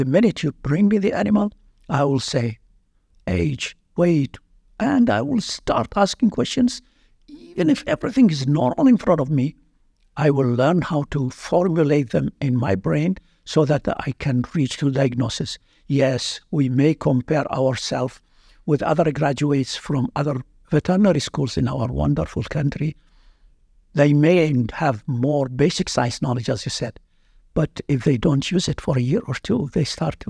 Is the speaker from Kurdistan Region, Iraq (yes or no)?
no; Baghdad, Baghdad Governorate, Iraq; moved away as an adult; now in Iowa, United States; I'm from Baghdad, Iraq